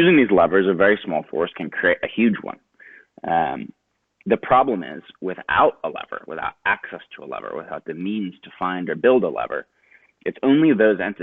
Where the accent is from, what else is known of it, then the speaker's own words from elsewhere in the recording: Pelham, New York, United States; I grew up outside New York City in a small town called Pelham